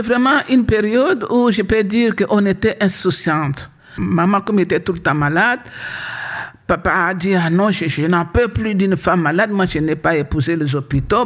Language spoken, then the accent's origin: French; Kinshasa, DR Congo; also born or lived in Fatondou; now in Belgium; papa a trouvé du travail à Kinshasa, papa est venu nous chercher à Fatondou.